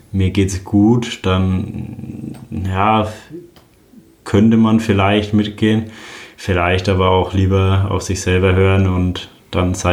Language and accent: German; Roth, Bavaria, Germany; Ja, Rot ist meine Heimat. Als Franke äh, ist es, glaube ich, selbstverständlich, dass man in Rot am Start steht. Ich bin ja auch mit dem Rennen aufgewachsen.